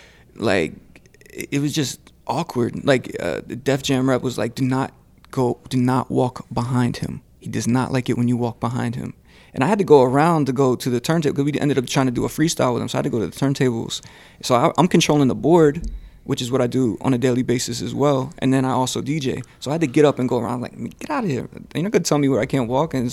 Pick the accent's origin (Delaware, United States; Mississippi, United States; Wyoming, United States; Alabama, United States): Delaware, United States; Rehoboth Beach; moved away; also born or lived in Long Island, New York; I'm from Delaware originally.